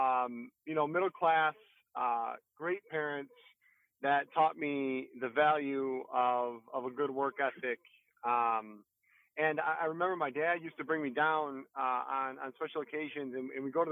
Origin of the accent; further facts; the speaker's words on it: Detroit, Michigan, United States; also born or lived in Sterling Heights, Michigan / Mount Pleasant, Michigan; I was born in Detroit